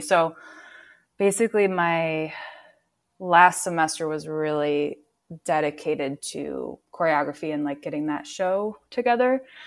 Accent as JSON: {"language": "English", "town": "Minneapolis", "region": "Minnesota", "country": "United States", "tie": "born or raised there", "said": "I grew up in Minneapolis. I'm from here"}